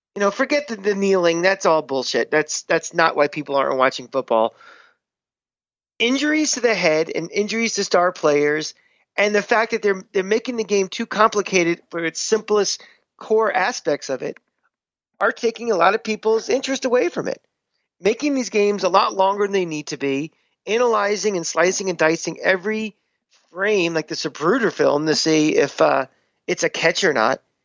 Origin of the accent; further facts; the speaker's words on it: New York, United States; as a Giant fan and as a New Yorker